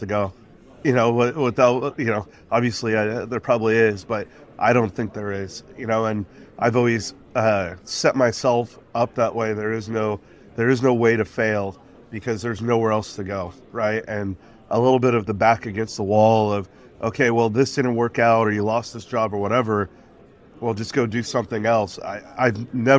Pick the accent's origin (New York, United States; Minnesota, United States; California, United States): California, United States; Los Angeles; I was born and raised in Los Angeles, California, San Pedro